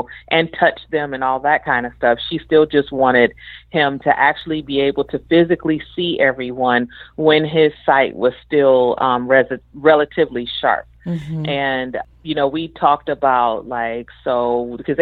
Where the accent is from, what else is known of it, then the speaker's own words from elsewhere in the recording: Kalamazoo, Michigan, United States; also born or lived in Benton Harbor, Michigan; So I was born in Benton Harbor, raised in Kalamazoo, grew up in southwestern Michigan.